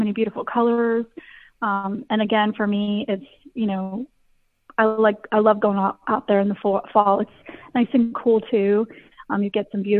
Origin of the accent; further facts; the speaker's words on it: New Jersey, United States; now in Petersburg, Virginia, United States; I'm a girl from Jersey, never been to the mountains